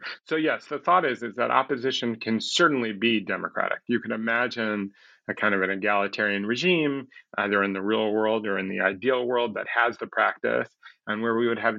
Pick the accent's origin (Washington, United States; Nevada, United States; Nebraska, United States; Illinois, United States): Illinois, United States; Chicago; people like the people I grew up with in Chicago